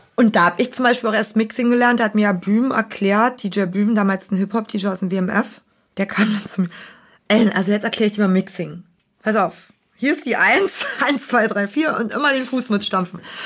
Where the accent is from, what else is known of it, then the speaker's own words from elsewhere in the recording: Berlin, Germany; als Berliner